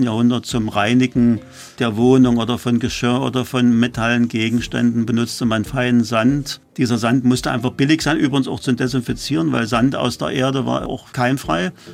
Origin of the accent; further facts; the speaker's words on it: Halle, Saxony-Anhalt, Germany; also born or lived in Weißenfels; now in Berlin, Germany; Ich stamme aus Halle, bin dann nach Berlin gekommen